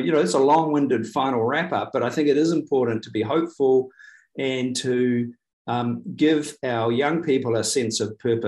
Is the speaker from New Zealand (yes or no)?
yes; New Zealand; as a New Zealander